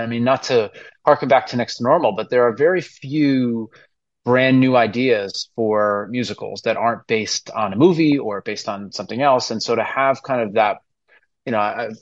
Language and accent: English; Hudson Valley, New York, United States; moved away as an adult; now in New York City, United States; I grew up kind of up in the Hudson Valley. I'm like an hour and a half out northwest of New York City